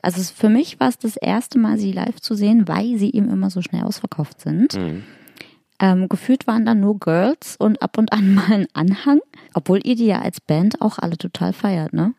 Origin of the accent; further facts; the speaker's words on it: Hamburg, Germany; moved away; in meiner alten Heimat Hamburg